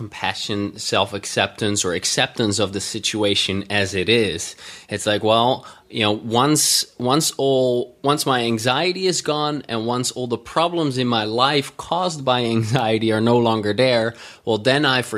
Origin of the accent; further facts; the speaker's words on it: Netherlands; I come from the Netherlands